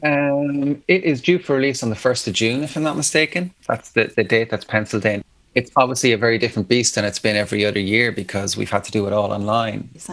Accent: Athlone, Leinster, Ireland; moved away as an adult; also born or lived in Galway / Dublin; I'm from Athlone, yeah. there was a Christian Brothers school

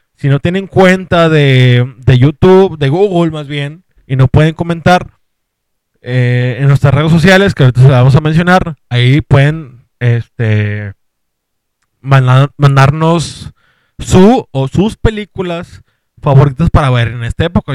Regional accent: Monterrey, Nuevo León, Mexico; somos de Monterrey

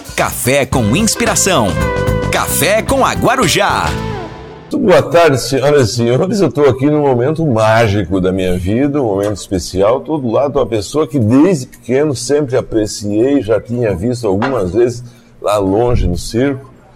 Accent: Santa Catarina, Brazil; Sou catarinense, de uma comunidade

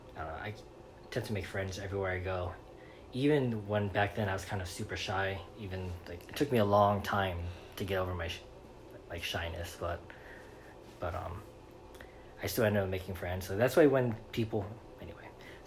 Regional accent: New York City, New York, United States; also born or lived in Los Angeles; now in Florida, United States; I grew up in Brooklyn, New York. Williamsburg.

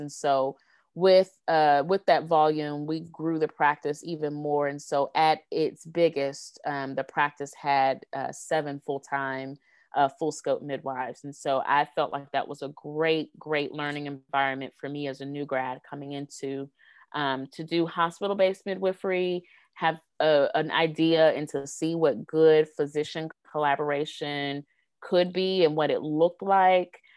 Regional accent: Greenville, South Carolina, United States; my hometown of Greenville, South Carolina

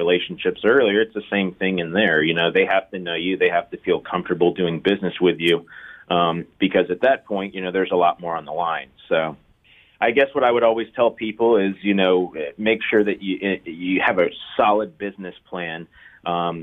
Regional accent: Tampa, Florida, United States; also born or lived in Orlando; I was born and raised in Tampa.

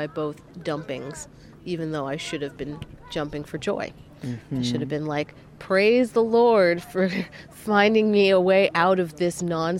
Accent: New York City, New York, United States; Yeah, I'm pretty used to pigeons as a New Yorker.

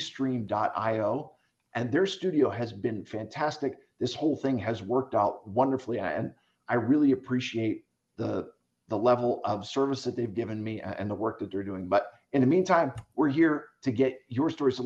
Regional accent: Philadelphia, Pennsylvania, United States; I grew up in Philadelphia

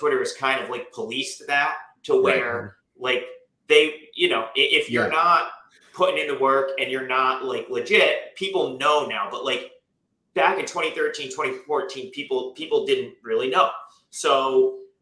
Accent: Capital Region, New York, United States; we're both from the Capital Region, New York.

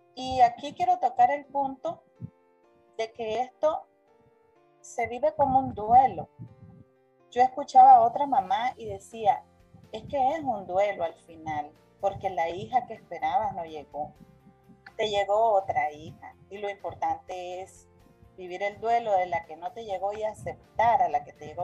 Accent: Nicaragua; Soy una mujer nicaragüense

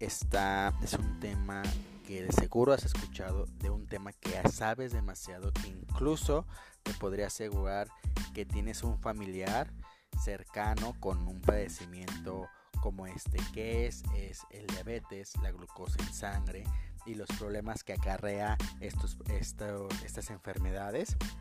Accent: Mexico; como humanos, como mexicanos, si no me duele, pues no está

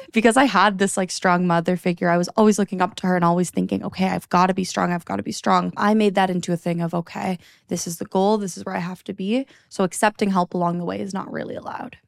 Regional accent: Niagara, Ontario, Canada; also born or lived in Toronto; I moved to Toronto right after high school. I was, 'cause I grew up in Niagara

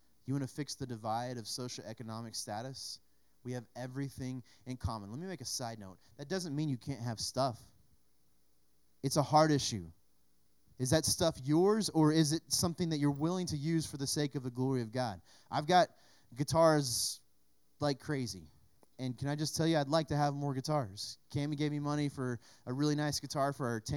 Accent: United States; as American Christians

